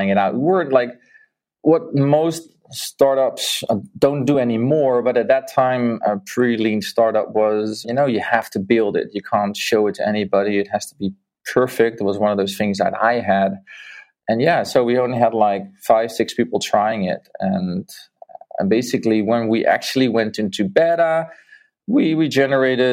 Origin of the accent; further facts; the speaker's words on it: Netherlands; moved away as an adult; also born or lived in Mexico; I'm from the Netherlands